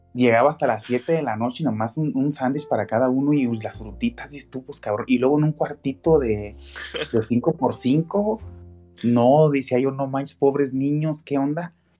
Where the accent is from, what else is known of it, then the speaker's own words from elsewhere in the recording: Mexico; como mexicanos